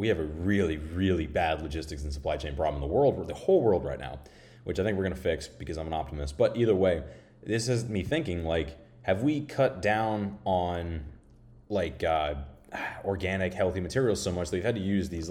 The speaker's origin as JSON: {"language": "English", "region": "Florida", "country": "United States", "tie": "born or raised there", "moved": "yes", "said": "my home state of Florida"}